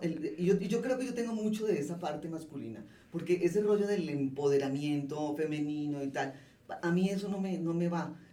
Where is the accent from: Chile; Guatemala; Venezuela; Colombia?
Colombia; moved away as an adult; also born or lived in Mexico City, Mexico; now in Mexico; yo como colombiana que llegó sola a montar esta empresa, esto ya lo venía haciendo desde Colombia